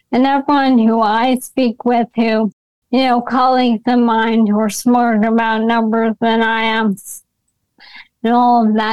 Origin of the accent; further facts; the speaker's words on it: New York, United States; I'm a New Yorker